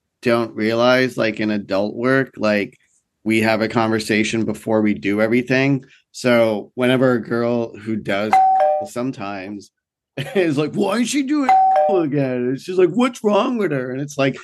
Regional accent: New York, United States; also born or lived in Miami, Florida; I'm from New York

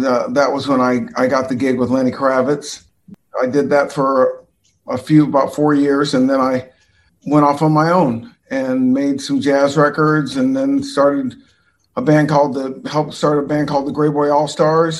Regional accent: Orange County, Southern California, United States; I'm from Southern California, Orange County.

